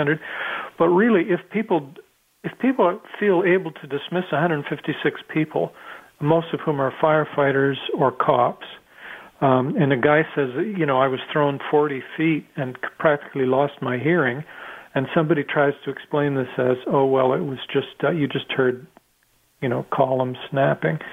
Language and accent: English; Canada; I'm Canadian